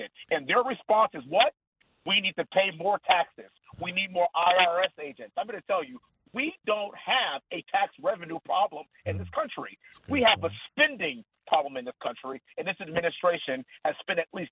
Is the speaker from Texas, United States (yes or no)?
yes; Texas, United States; we're all from Texas